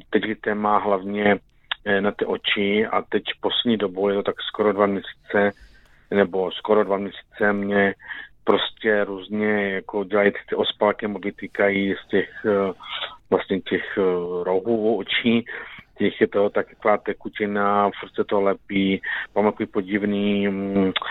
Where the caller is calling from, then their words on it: Hanušovice, Olomouc Region, Czechia; jsem z Hanušovic. Je mi 47 roku